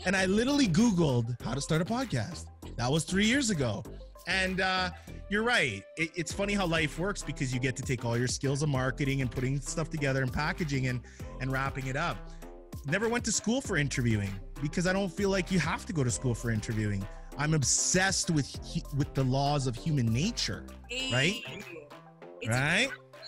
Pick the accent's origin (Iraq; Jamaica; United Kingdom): Jamaica; and I as a Jamaican, I always hate to admit it